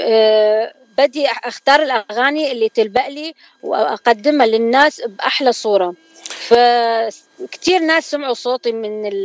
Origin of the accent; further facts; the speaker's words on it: Baghdad, Baghdad Governorate, Iraq; moved away as an adult; now in San Diego, United States; أنا طبعا أكيد من العراق وإلي الشرف يعني وولادة بغداد